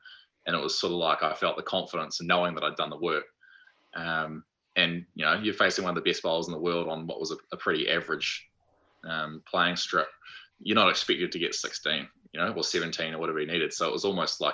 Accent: New Zealand; as Kiwi blokes

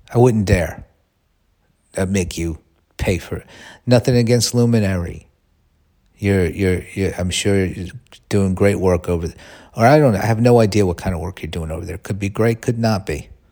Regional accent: United States

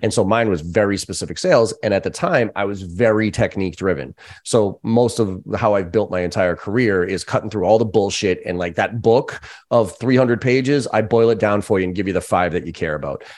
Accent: Boston, Massachusetts, United States; growing up in Boston, we use that word

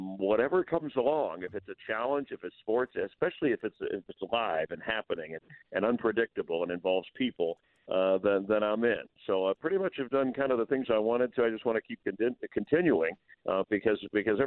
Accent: Miami, Florida, United States; moved away as an adult; also born or lived in Hollywood, Florida / Fort Lauderdale, Florida; I grew up in Miami and then I went to high school in the Hollywood Fort Lauderdale area

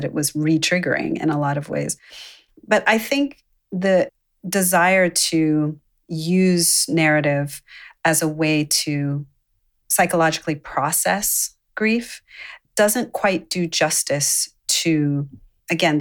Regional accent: Baltimore suburbs, Maryland, United States; also born or lived in Zambia; being a mixed race person growing up in the Baltimore suburbs

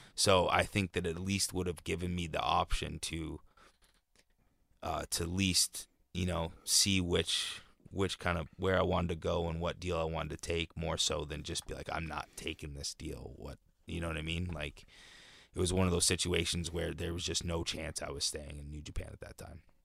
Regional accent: Canada; even being Canadian.

